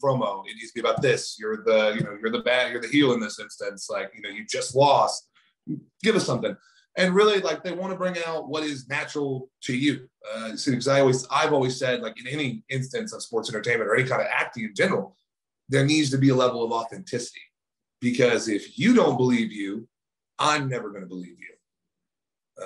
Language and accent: English; Titusville, Florida, United States; moved away; also born or lived in California / Maine / Baltimore; this is actually where I'm originally from. Uh, I was born in Titusville, Florida.